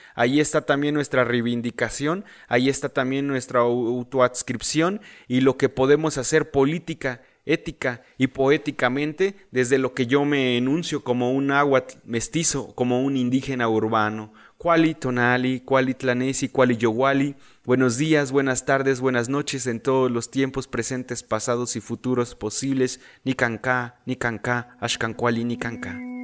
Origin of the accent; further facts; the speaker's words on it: Mexico City, Mexico; first language Spanish; nací en la Ciudad de México.